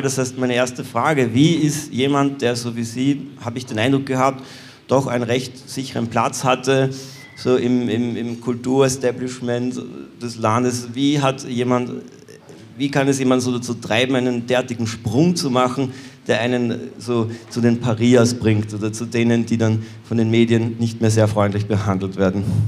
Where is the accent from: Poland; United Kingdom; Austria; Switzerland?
Austria; in meinem Heimatland Österreich